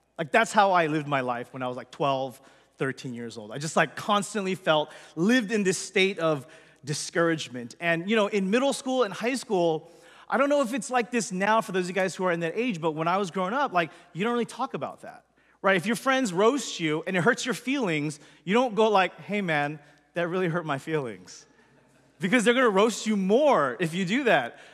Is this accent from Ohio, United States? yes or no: no; Los Angeles, California, United States; born or raised there